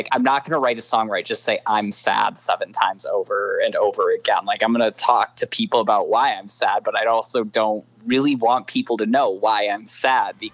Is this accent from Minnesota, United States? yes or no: yes; Minneapolis, Minnesota, United States; moved away as an adult; I'm from Minneapolis